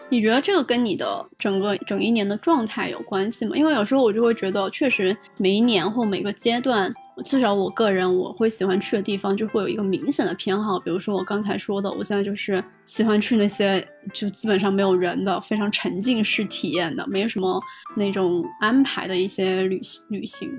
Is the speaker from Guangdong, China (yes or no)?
yes; near Shunde, Guangdong, China; 毕竟是我家乡附近